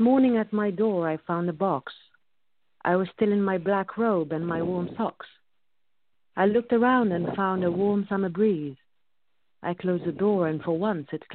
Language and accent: English; Egypt; moved away; I was born and raised in Egypt